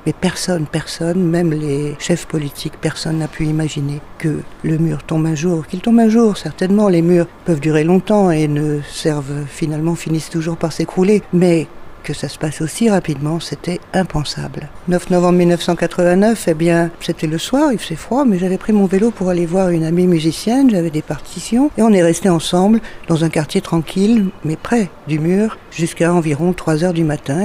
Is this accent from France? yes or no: yes; France; now in Berlin, Germany; je suis donc française, j'habite à Berlin depuis longtemps